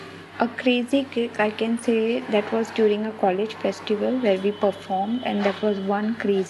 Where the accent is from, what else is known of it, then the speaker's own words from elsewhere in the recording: Mumbai, Maharashtra, India; I'm from Mumbai.